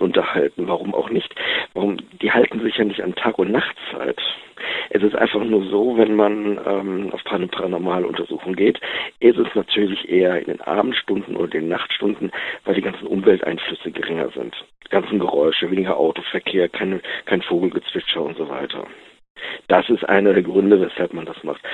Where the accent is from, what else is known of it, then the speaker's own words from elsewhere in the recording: Wuppertal, North Rhine-Westphalia, Germany; Ich bin aus Wuppertal, Jahrgang 71